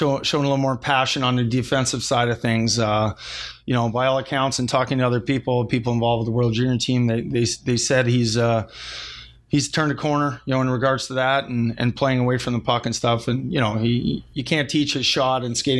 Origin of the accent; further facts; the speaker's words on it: Alberta, Canada; it was in my hometown.